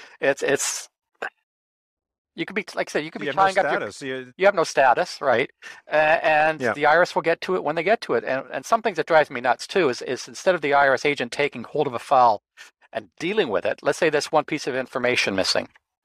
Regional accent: Canada; As a Canadian, you don't have a U.S. senator.

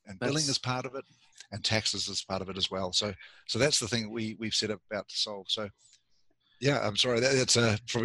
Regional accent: New Zealand; moved away as an adult; also born or lived in Canada; I grew up in New Zealand

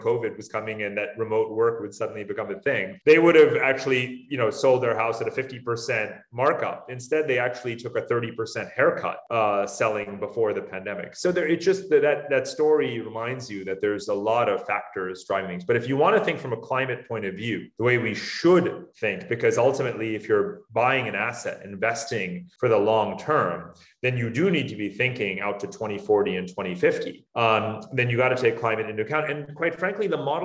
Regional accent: upstate New York, United States; also born or lived in Northern Westchester; now in Singapore; I grew up in New York, not far from you, in upstate New York

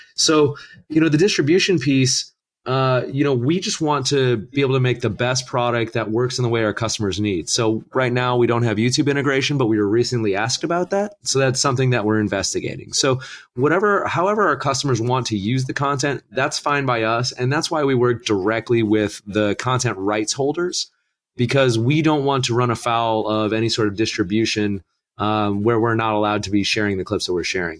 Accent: Northern Ohio, United States; moved away; I'm originally from Northern Ohio and, uh, you know, Cleveland fan through and through

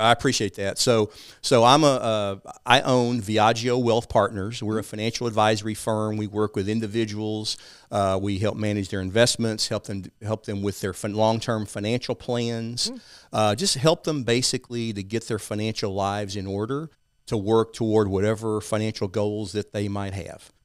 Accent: East Texas, United States; I grew up in a small town in East Texas, as you can tell by my accent.

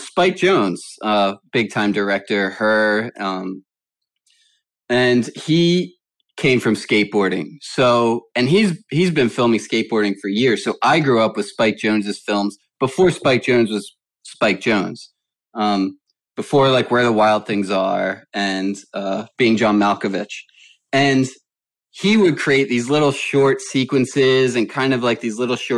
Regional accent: Philadelphia, Pennsylvania, United States; moved away as an adult; also born or lived in Delaware / Lancaster, Pennsylvania; now in Los Angeles, United States; I also grew up in Philadelphia

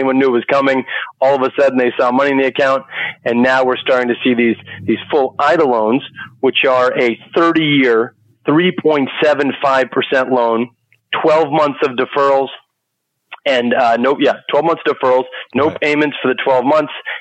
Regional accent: Boston, Massachusetts, United States; I'm from Boston, Massachusetts

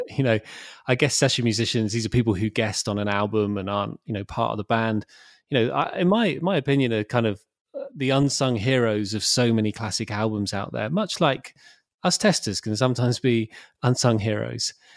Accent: Bournemouth, South West England, United Kingdom; moved away as an adult; also born or lived in London; back in my hometown of Bournemouth

